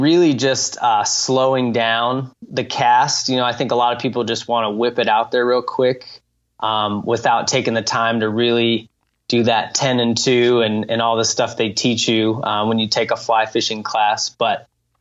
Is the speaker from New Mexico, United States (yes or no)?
yes; Santa Fe, New Mexico, United States; I grew up in Santa Fe, New Mexico, high desert city in northern New Mexico